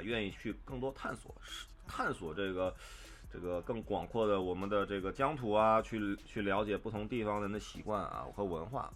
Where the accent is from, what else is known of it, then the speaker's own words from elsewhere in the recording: northern China, China; now in Shanghai, China; 我自己作为北方人在上海生活